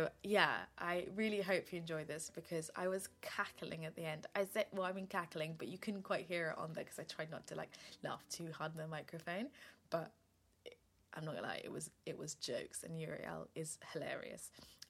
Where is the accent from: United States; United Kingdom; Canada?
United Kingdom; England; also born or lived in Zambia; Well, technically I'm not a second generation immigrant. I was born in Zambia, then I moved to England.